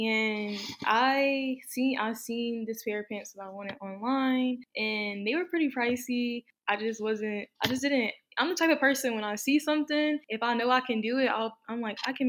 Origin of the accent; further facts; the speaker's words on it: North Carolina, United States; I'm from North Carolina